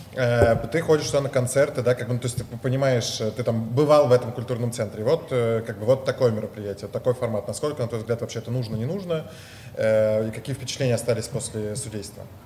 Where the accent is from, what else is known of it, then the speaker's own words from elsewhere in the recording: Moscow, Russia; я родился в Москве